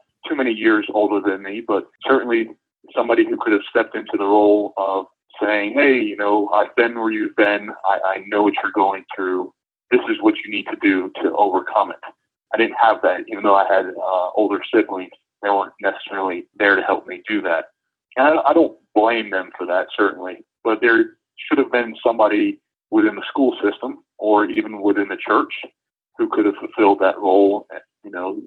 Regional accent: Brunswick, Maine, United States; I grew up in Brunswick, Maine

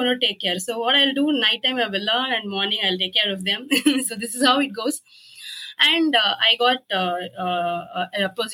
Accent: Coimbatore, Tamil Nadu, India; I'm from India. I'm from Coimbatore

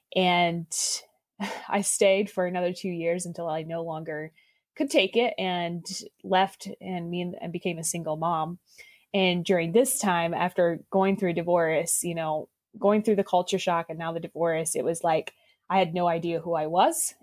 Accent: Indiana, United States; I was born and raised in Indiana and I grew up in an Amish culture

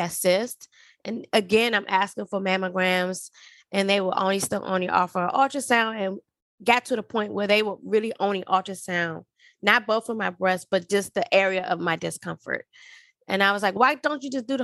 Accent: Washington, District of Columbia, United States; moved away as an adult; also born or lived in Alaska / Georgia; I'm originally from Washington, D.C.

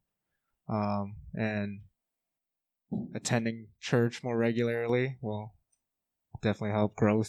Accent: Clyde, Alberta, Canada; You guys might know me. I'm from Clyde. Family owns the … over there.

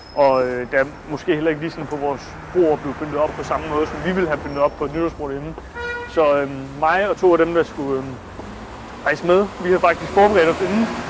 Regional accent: Denmark; være hjemme i Danmark og holde fast i sine egne traditioner

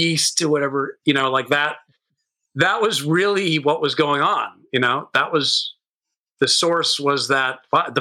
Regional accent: Los Angeles, California, United States; also born or lived in Sunset Beach, California; I grew up in Hollywood, I grew up in the Hollywood Hills right by the Hollywood Bowl

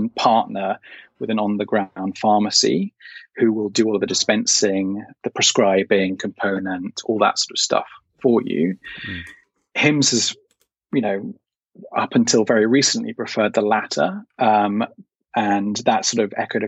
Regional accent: United Kingdom; as a Brit

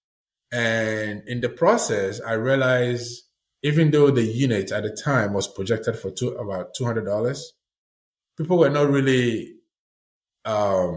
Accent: Ghana; moved away as an adult; also born or lived in Italy; now in Maine, United States; growing up in Ghana

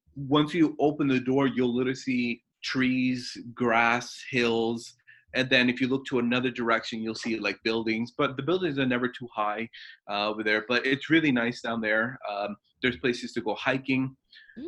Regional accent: New Jersey, United States; moved away as an adult; also born or lived in Dover, New Jersey; now in Oregon, United States; now I live in, uh, in, in Oregon, but I've been in New Jersey for many, many, many years

